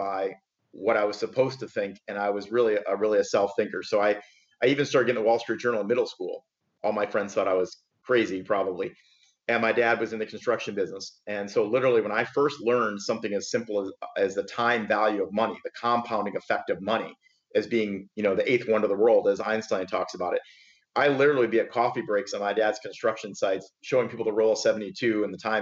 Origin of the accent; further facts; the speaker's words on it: Michigan, United States; moved away as an adult; now in Palm Beach, United States; I am actually originally from Michigan, born and raised and moved to South Florida about 20 years ago.